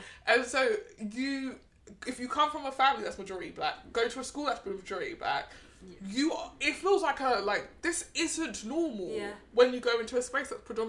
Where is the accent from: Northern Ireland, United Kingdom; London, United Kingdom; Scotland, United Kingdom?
London, United Kingdom; that's that thing about growing up in London.